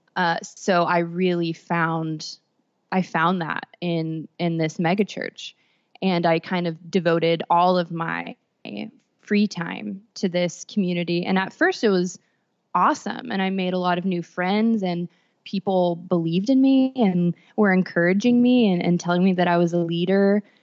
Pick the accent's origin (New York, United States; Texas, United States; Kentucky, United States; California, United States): Texas, United States; I grew up in Texas